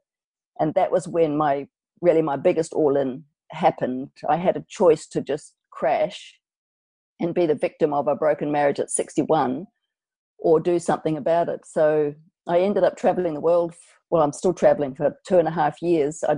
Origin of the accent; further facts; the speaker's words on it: New Zealand; now in Australia; I'm from New Zealand